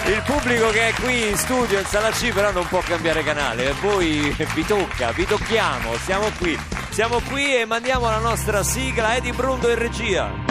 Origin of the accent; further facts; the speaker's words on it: Rome, Lazio, Italy; Di Roma, sono di, di qui.